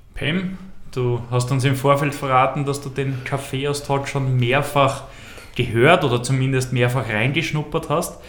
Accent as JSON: {"language": "German", "town": "Mannsdorf an der Donau", "region": "Lower Austria", "country": "Austria", "said": "ich komme aus Mansdorf an der Donau"}